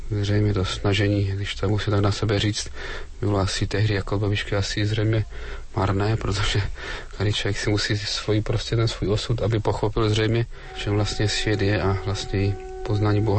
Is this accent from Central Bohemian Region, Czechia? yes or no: no; Kobeřice, Moravian-Silesian Region, Czechia; Dobrý den … pocházím z Kobeřic na Opavsku. Mám 39 let